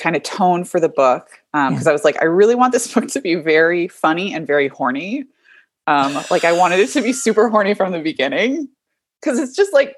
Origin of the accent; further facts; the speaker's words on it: Los Angeles, California, United States; I was born and raised in Los Angeles, where I currently live with my husband and our two dogs, Basil and Mozzarella